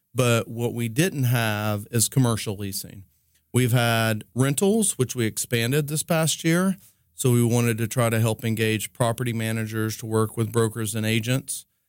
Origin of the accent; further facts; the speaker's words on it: East Tennessee, United States; moved away; I was growing up from East Tennessee